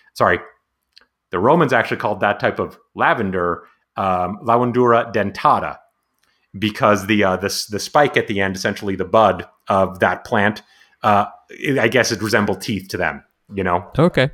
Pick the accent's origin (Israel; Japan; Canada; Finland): Canada; Montreal, Quebec; now in San Diego, United States; I'm also originally from I was born in Montreal